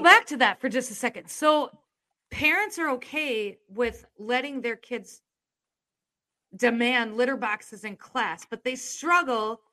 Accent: Iowa, United States; I'm from Iowa

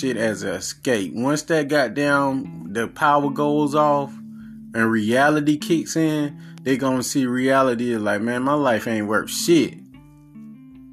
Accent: the South, United States; I'm from the South.

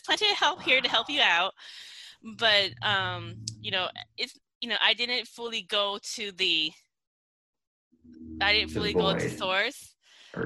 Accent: Laos; I'm from Laos

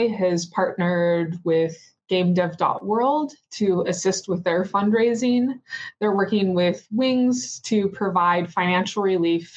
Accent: Seattle, Washington, United States; now in Baltimore, United States; Currently, I live in Baltimore, Maryland, though I'm from Seattle, Washington

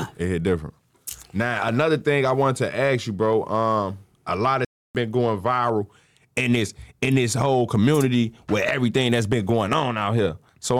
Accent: Chicago, Illinois, United States; I'm from Chicago

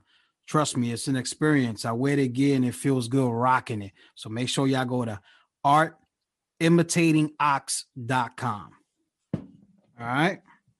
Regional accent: New York, United States; now in Philadelphia, United States; born and raised in New York, and then I moved to Philly.

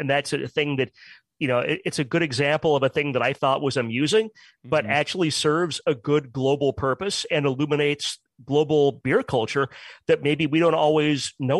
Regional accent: United States; as an American

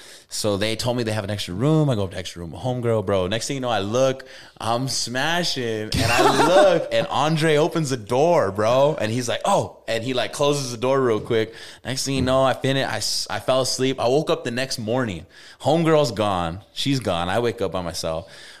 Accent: Albuquerque, New Mexico, United States; And I'm from Albuquerque.

